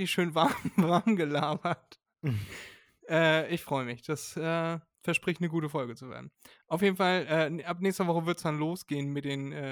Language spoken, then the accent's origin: German; Elmshorn, Schleswig-Holstein, Germany; wissen viele gar nicht, wir kommen aus Norddeutschland